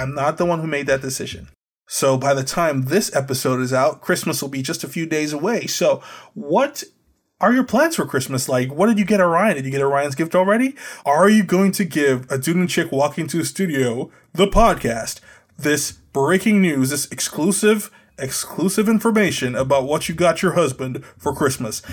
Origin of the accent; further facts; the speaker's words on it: Trinidad & Tobago; now in United States; Growing up in Trinidad